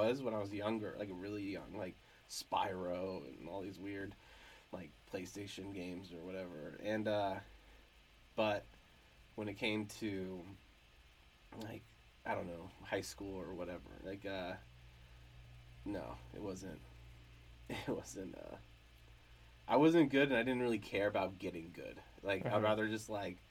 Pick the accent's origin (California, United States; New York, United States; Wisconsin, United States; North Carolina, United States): California, United States; Hollister; moved away as an adult; I would say I was raised in Hollister, that's what I say. And because I wasn't born in Hollister, and I moved around a lot before I was even, like, 8 or 7 or something